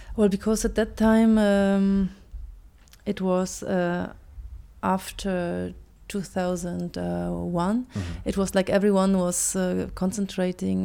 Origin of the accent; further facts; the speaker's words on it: Germany; English is a second language; moved away; also born or lived in Poland; I'm actually Polish, but I was brought up in Germany